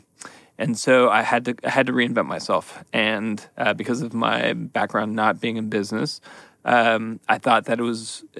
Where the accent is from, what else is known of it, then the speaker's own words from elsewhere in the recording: San Francisco, California, United States; moved away as an adult; also born or lived in Seattle, Washington / New Haven, Connecticut; I grew up in San Francisco and went to Berkeley